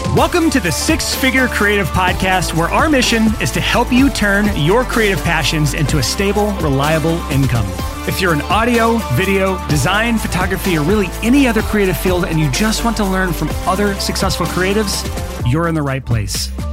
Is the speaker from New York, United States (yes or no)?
no; Alabama, United States; my home state